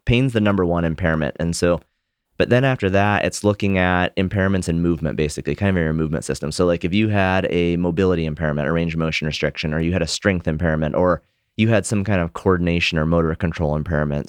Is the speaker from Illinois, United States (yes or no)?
no; Montana, United States; I grew up in Montana